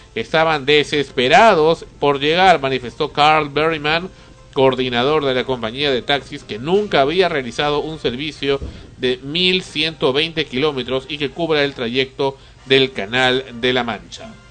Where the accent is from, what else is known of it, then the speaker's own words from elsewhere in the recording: Peru; somos peruanos